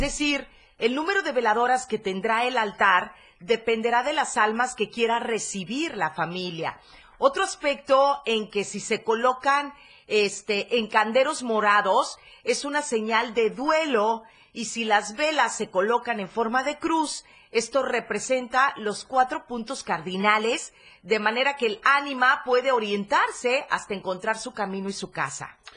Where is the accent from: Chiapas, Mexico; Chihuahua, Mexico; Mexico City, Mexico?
Chiapas, Mexico; así somos los chapanecos